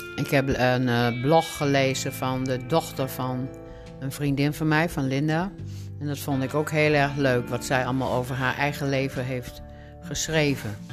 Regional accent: Groningen, Netherlands; now in Alkmaar, Netherlands; geboren in Groningen in 1948.

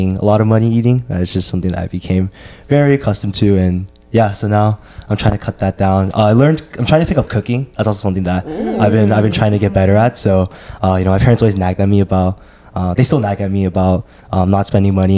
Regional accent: Orange County, California, United States; now in Berkeley, United States; grew up in OC

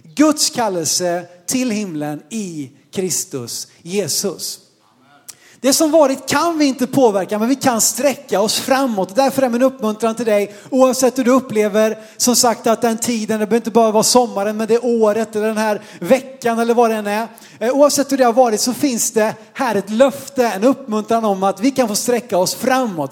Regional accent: Sweden

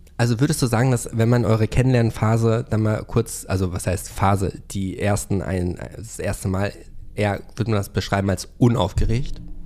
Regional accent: Hövelhof, North Rhine-Westphalia, Germany; meinem Heimatort Hövelhof

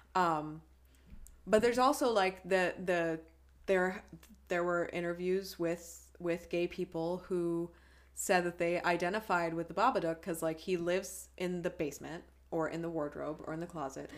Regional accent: United States; I am an American

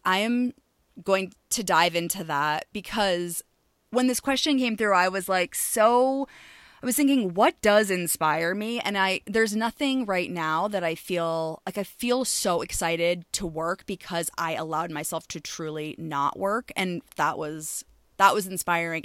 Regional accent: Maine, United States; moved away; I am from Maine originally, born and raised.

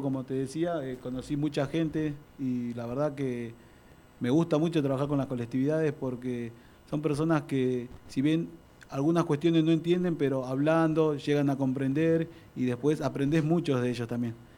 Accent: Buenos Aires Province, Argentina; also born or lived in Mendoza / Lomas de Zamora; yo nací en Mendoza, eh, y bueno, me crié acá en Buenos Aires

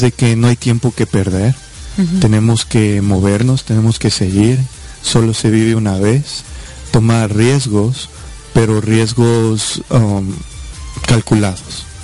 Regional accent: Quito, Pichincha, Ecuador; now in United States; yo nací en Quito, Ecuador

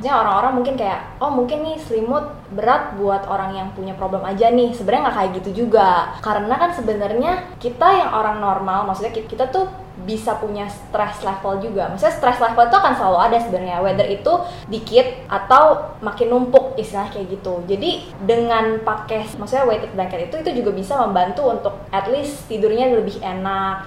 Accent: Indonesia; kita orang Indo

